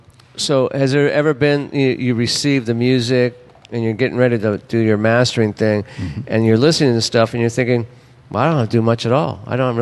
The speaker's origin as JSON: {"language": "English", "town": "Los Angeles", "region": "California", "country": "United States", "moved": "yes", "said": "I am from Los Angeles."}